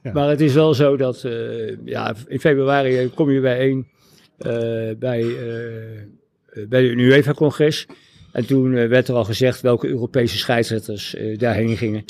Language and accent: Dutch; The Hague, South Holland, Netherlands; moved away as an adult; now in Laren, Netherlands; als geboren Hagenaar en getogen Hagenaar